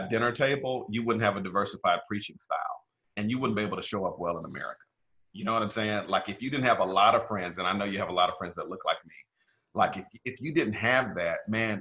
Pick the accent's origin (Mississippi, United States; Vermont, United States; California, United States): Mississippi, United States; Pearl; now in Indian Wells, United States; I grew up in the South, Black church tradition. Pearl, Mississippi is where I come from